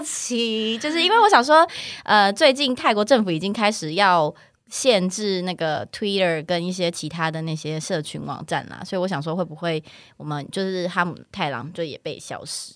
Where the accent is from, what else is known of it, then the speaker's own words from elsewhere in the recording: Taichung, Taiwan; 因为我是台中人，然后我小时候上学什么，我妈都是骑那个摩托车载我